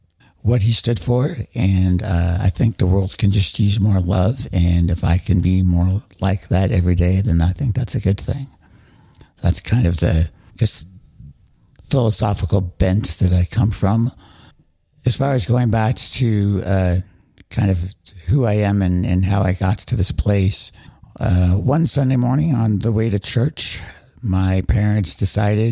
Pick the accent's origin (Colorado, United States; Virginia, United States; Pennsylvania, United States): Colorado, United States; Denver; I am a native of Denver, Colorado